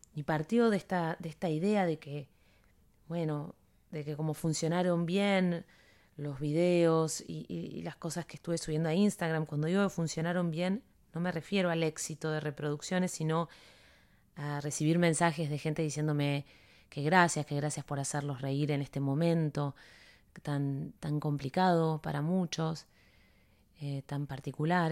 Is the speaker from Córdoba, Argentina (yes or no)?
no; Buenos Aires, Argentina; also born or lived in Coronel Suárez, Buenos Aires Province; now in Miami, United States; Vengo de, de Buenos Aires